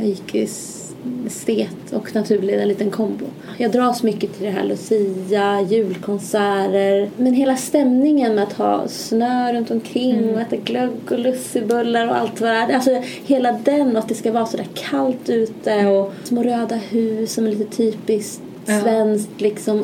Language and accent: Swedish; Malmköping, Södermanland, Sweden; also born or lived in Gävle; Jag är från Malmköping, en liten köping utanför Stockholm, cirka en timme ungefär.